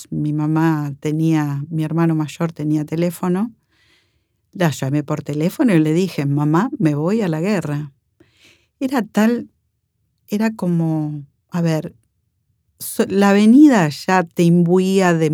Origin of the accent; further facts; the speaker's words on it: Villa María, Córdoba, Argentina; moved away as an adult; also born or lived in Buenos Aires; Soy enfermera profesional, veterana de la Guerra de Malvinas. Soy oriunda de Córdoba, Villa María.